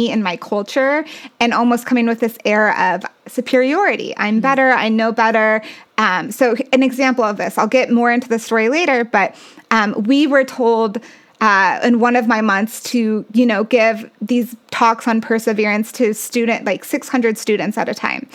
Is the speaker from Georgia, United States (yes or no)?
no; Castle Rock, Colorado, United States; I grew up in Castle Rock